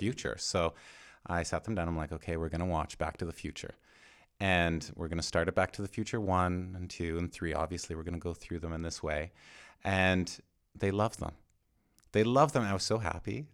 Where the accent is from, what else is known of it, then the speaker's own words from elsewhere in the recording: Canada; I'm Canadian